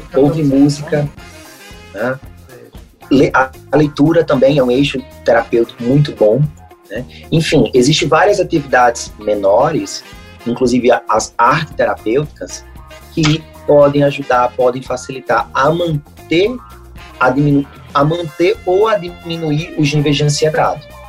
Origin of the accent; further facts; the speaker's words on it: Brazil; nós brasileiros